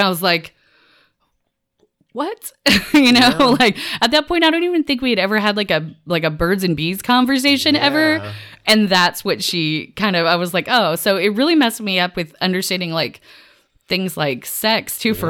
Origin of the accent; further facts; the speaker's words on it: the South, United States; I grew up in the South and very religious, like background, like Southern Baptist.